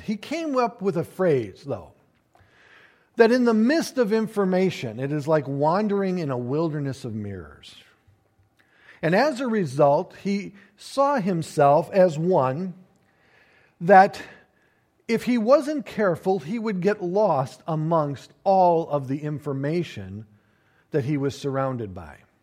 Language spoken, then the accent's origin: English; United States; we as the American people